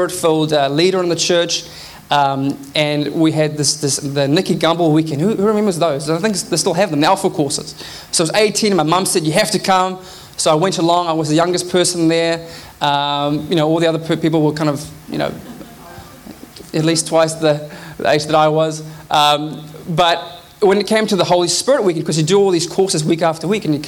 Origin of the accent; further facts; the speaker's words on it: South Africa; now in Auckland, New Zealand; I grew up in South Africa